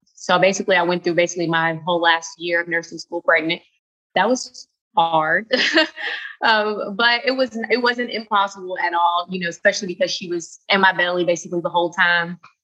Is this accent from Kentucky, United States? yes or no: yes; Louisville, Kentucky, United States; moved away as an adult; now in Charleston, United States; I'm from Louisville, Kentucky originally, and I just moved uh, to Charleston, South Carolina three weeks ago